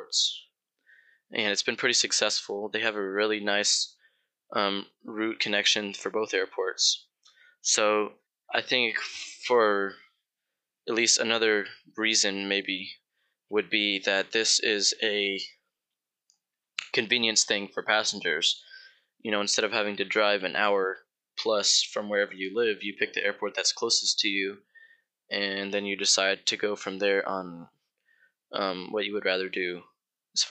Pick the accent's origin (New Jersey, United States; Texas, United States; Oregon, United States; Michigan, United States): Texas, United States; Houston; my hometown, Houston